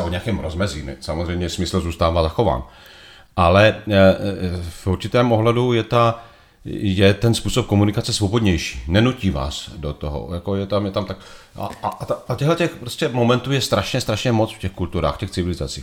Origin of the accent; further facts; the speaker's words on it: Znojmo, South Moravian Region, Czechia; moved away as an adult; also born or lived in Mexico / Brussels / Italy / Beijing; Znojmo je moje rodné město. Vyrůstal jsem v Ramoticích, do Znojma jsem chodil na gymnázium